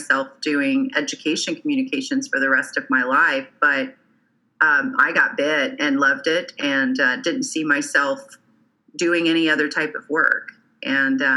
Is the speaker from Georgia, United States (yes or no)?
no; Oklahoma, United States; moved away as an adult; also born or lived in Alabama; I was moving back to my home state of Oklahoma